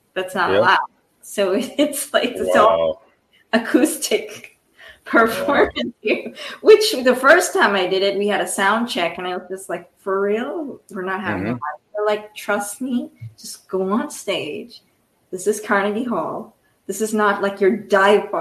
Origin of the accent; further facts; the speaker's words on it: India; moved away; I was born in India, so I grew up with 90-degree weather